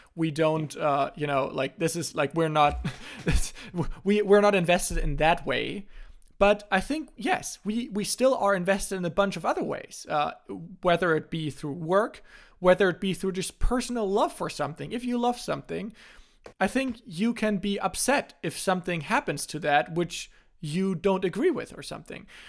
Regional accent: Germany; first language German; English is a second language; also born or lived in North Carolina; my native language in German

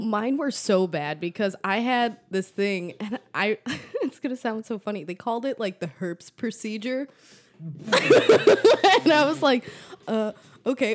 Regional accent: McHenry, Illinois, United States; I grew up in McHenry

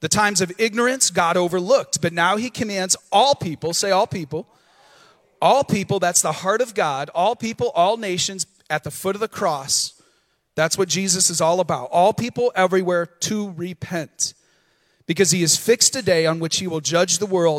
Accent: the Thumb of Michigan, United States; also born or lived in Battle Creek, Michigan; now in Vero Beach, United States; I was born in Battle Creek, Michigan, the cereal city. Okay? 2 years of my life were there. The rest was in the thumb of Michigan.

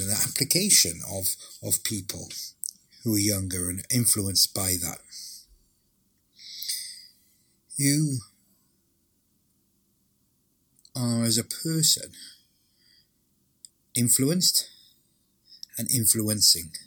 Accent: Welsh, Wales, United Kingdom; being Welsh for so long.

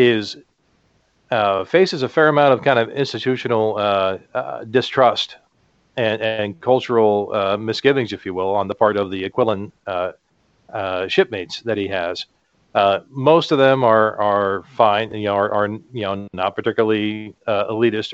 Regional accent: United States; I'm a Caucasian, I'm an American

